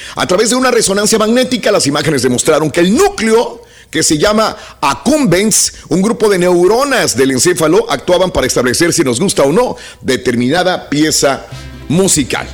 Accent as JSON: {"language": "Spanish", "region": "northern Mexico", "country": "Mexico", "tie": "born or raised there", "moved": "yes", "lives_now": "United States"}